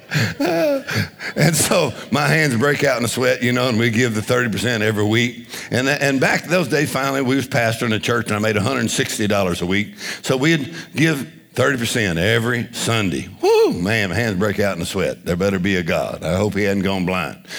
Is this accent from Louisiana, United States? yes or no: yes; Louisiana, United States; we're from Louisiana